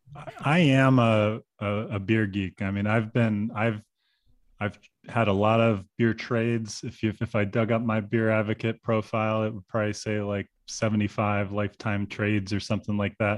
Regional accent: Pittsburgh, Pennsylvania, United States; now in Chicago, United States; my hometown of Pittsburgh

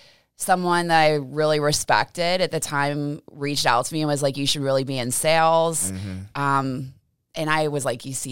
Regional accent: Pittsburgh, Pennsylvania, United States; also born or lived in Maui / San Diego; I'm originally from North Allegheny High School

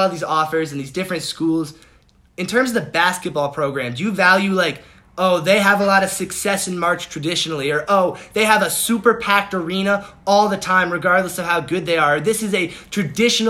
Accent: Boston, Massachusetts, United States; we're from Boston.

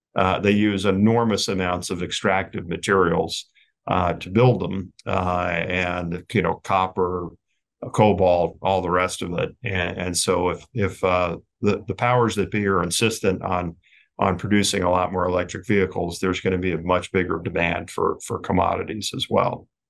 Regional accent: United States

